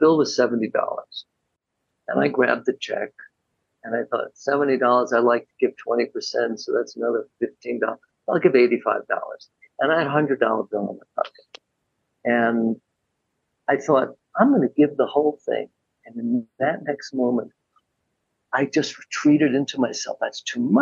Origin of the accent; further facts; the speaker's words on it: New York City, New York, United States; I grew up in New York City